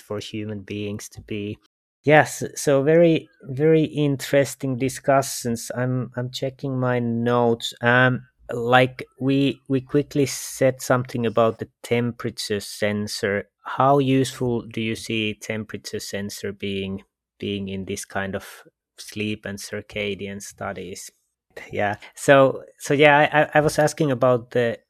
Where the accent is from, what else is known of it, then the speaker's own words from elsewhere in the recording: Finland; I come from Finland